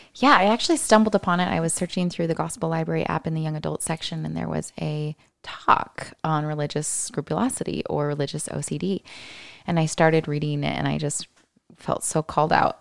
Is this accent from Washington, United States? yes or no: yes; Lynnwood, Washington, United States; I was raised in the Seattle area, about twenty minutes north in the Linwood Stake